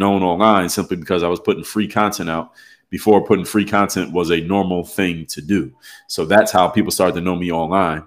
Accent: Philadelphia, Pennsylvania, United States; I'm actually from Philadelphia, PA

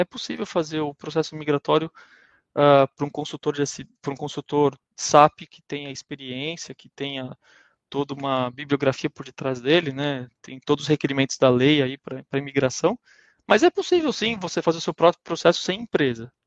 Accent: Brazil; moved away as an adult; also born or lived in Germany; nós como brasileiros

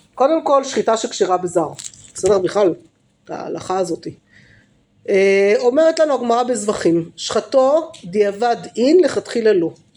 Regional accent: Jerusalem, Jerusalem District, Israel; ברובע, בסדר, איפה שגדלתי

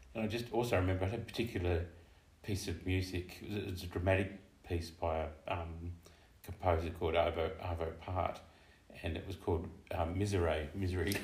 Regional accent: Tasmania, Australia; moved away as an adult; I grew up in Tasmania

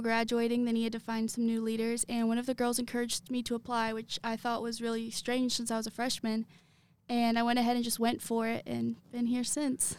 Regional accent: Lexington, Kentucky, United States; I am from Lexington.

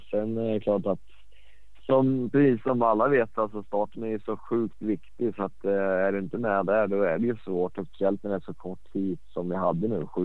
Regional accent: Sweden; Så att eh, sjukt coolt som svensk att kunna vinna det.

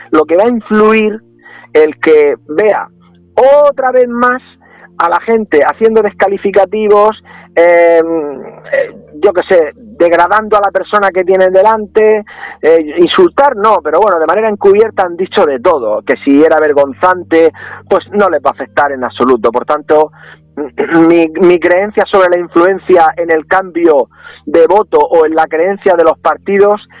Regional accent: San Javier, Region of Murcia, Spain

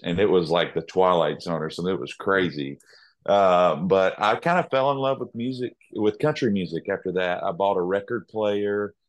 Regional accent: Nashville, Tennessee, United States; I was born and raised in Music City

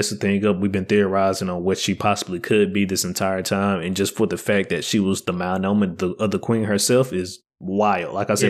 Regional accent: United States; And as we all know, we are American. We are not French.

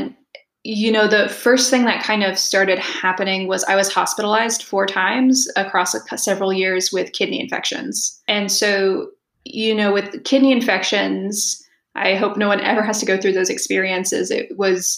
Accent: the South, United States; moved away; also born or lived in Italy / California; growing up in the South

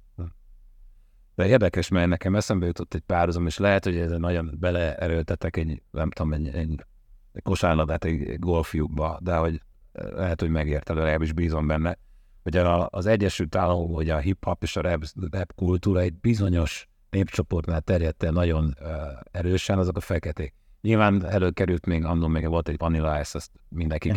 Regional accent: Hungary; attól vagyok én magyar, hogy én itt születtem, itt szocializálódtam

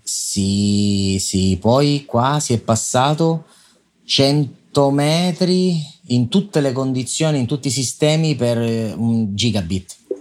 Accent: Sicily, Italy; io sono siciliano

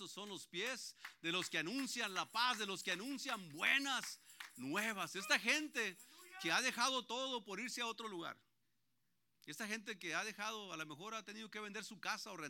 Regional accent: Antioquia, Colombia; Ahí donde yo vivo ya somos puros paisas. Ahí ya, somos casi todos ya estamos tomando terreno ahí.

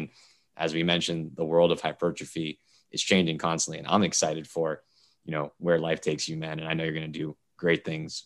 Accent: South Florida, United States; also born or lived in Indiana; I'm from South Florida.

